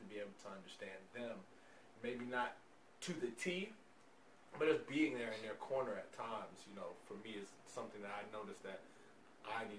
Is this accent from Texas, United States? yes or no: no; New York City, New York, United States; moved away; also born or lived in the South; I'm originally from Brooklyn, so I grew up, you know, Catholic and Episcopal